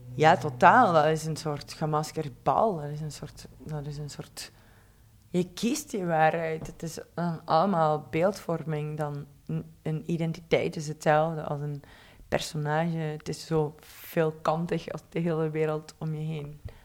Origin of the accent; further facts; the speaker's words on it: Belgian Limburg, Flanders, Belgium; moved away; ik kom van Belgisch Limburg